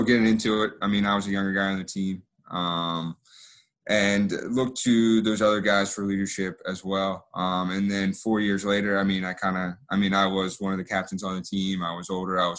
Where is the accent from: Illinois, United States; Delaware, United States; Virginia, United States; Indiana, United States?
Delaware, United States; I grew up in Delaware